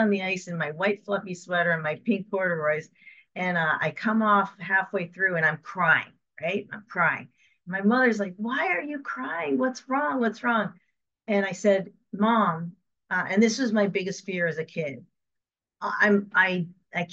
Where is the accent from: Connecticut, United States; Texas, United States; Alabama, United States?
Connecticut, United States; So I grew up in Connecticut in the 70s